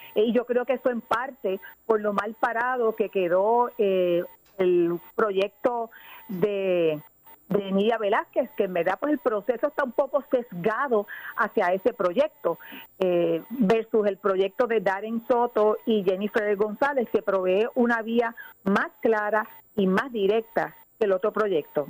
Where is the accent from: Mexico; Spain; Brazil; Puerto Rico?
Puerto Rico; los puertorriqueños ciudadanos americanos que nos quedamos aquí en esta tierra